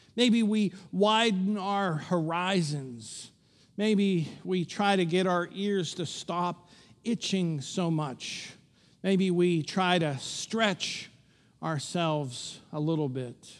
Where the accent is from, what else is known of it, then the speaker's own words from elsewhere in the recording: Pittsburgh, Pennsylvania, United States; growing up in Pittsburgh, where we're pretty superstitious.